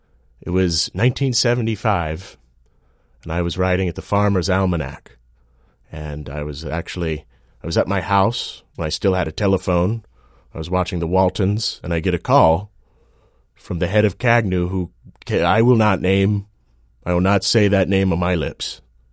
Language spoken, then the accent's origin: English; Virginia, United States; I'm from Jefferson County, Virginia. I grew up in a big family.